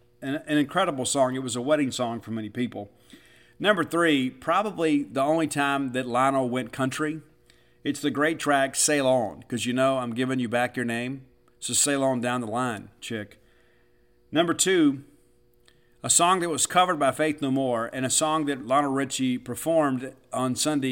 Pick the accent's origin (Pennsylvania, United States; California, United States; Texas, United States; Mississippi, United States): Mississippi, United States; Columbia; my hometown of Columbia, Mississippi